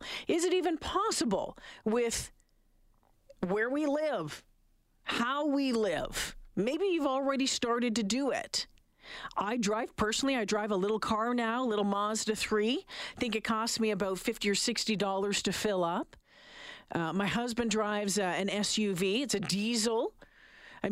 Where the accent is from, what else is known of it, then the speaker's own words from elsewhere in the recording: Northern Ontario, Canada; now in Edmonton, Canada; I grew up in Northern Ontario